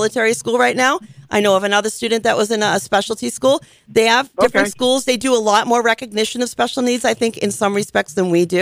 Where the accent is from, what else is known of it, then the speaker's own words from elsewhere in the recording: United States; as an American